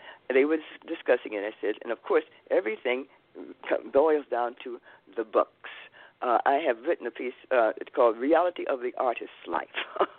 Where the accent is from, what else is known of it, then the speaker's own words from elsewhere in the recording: Chicago, Illinois, United States; moved away as an adult; also born or lived in Harlem, New York; now in New York City, United States; I live in Harlem now. That's why I maybe keep hitting on that name. But I was born in Chicago, lived on the south side of Chicago, and then moved to Morgan Park.